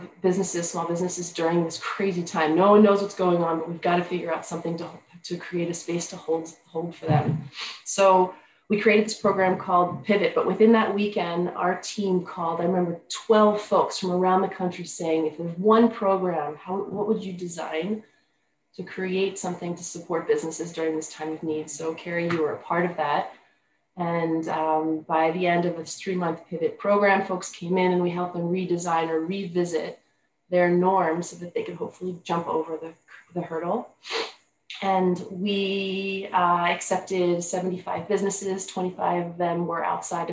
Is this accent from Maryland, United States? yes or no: yes; Baltimore, Maryland, United States; moved away as an adult; also born or lived in France / Chicago; now in Yukon, Canada; we went back to Baltimore, which is my hometown